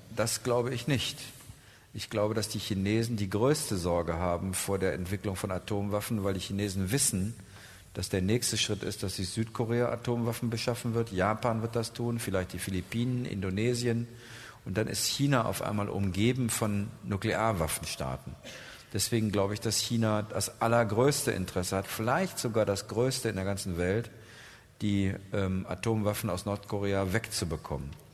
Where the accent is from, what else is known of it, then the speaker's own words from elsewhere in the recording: Germany; Wir als Deutsche